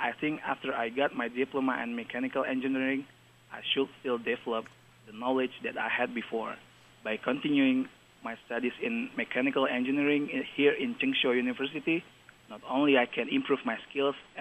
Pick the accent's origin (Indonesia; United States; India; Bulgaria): Indonesia; Palembang, South Sumatra; moved away as an adult; now in Taiwan; I came from Palembang. It's located in the southern of Sumatra Island, Indonesia.